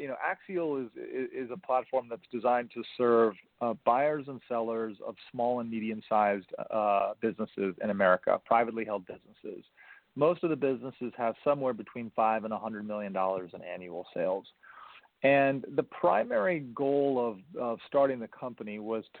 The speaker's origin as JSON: {"language": "English", "region": "New York", "country": "United States", "tie": "born or raised there", "said": "I was born and raised in New York"}